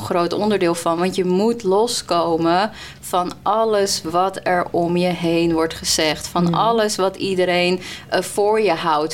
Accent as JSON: {"language": "Dutch", "country": "Colombia", "moved": "yes", "lives_now": "Netherlands", "said": "ik kom uit Colombia"}